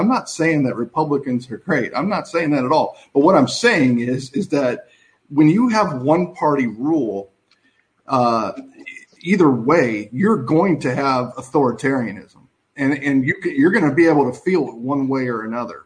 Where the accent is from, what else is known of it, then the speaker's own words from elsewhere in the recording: Southern California, United States; I grew up in Southern California